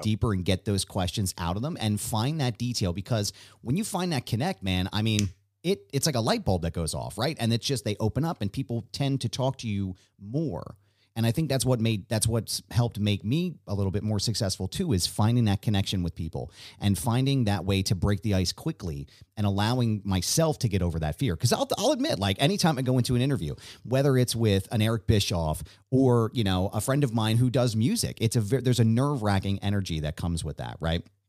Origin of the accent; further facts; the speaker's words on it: Philadelphia, Pennsylvania, United States; I'm this guy from Philadelphia